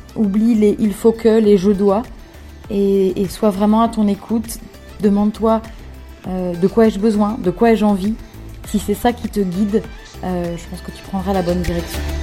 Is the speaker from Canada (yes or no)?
no; France; moved away as an adult; also born or lived in Australia / Philippines; now in Bangkok, Thailand; je suis rentrée en France pendant plus ou moins